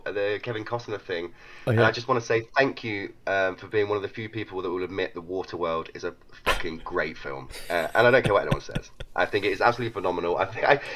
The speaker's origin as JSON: {"language": "English", "town": "Leicester", "region": "East Midlands", "country": "United Kingdom", "said": "I'm from Leicester in the UK"}